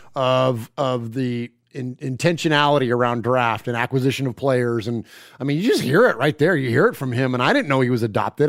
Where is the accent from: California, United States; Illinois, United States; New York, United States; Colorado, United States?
California, United States; Bay Area; now in Middle Tennessee, United States; I'm from the Bay Area originally. Carried my Raider fandom out here with me